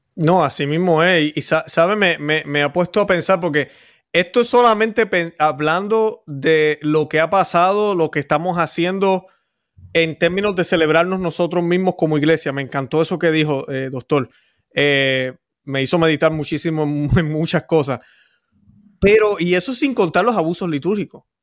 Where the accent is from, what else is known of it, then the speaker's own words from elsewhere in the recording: Puerto Rico; yo que soy puertorriqueño, conozco la situación